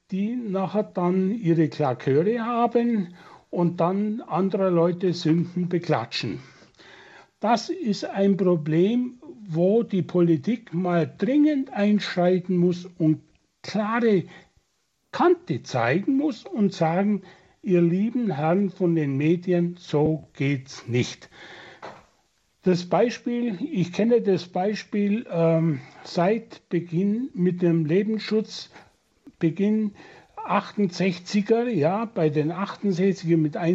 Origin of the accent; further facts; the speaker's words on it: Germany; Und ich musste mir oft als Deutscher sagen lassen, dass wir in der moralischen Dekadenz weit gefallen sind.